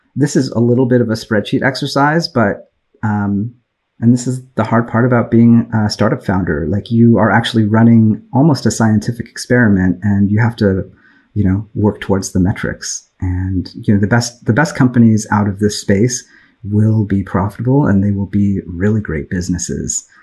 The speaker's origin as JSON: {"language": "English", "area": "Bay Area", "region": "California", "country": "United States", "tie": "born or raised there", "said": "I grew up in the Bay Area in tech"}